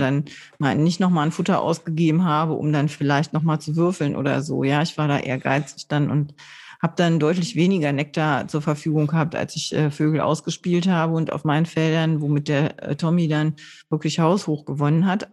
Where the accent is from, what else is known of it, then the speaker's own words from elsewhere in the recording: Low German-speaking area, Northern Germany, Germany; ich bin da in der Gegend aufgewachsen, wo man Plattdeutsch gesprochen hat